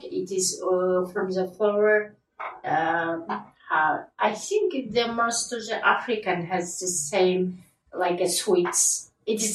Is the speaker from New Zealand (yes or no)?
no; Kazakhstan; first language Kazakh; English is a second language; moved away as an adult; now in United Kingdom; in my mother language, Kazakh